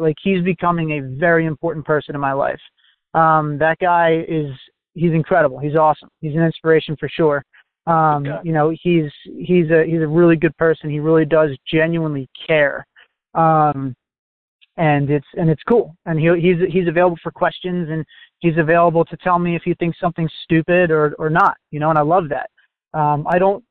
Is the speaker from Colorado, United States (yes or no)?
no; New Jersey, United States; I'm from New Jersey still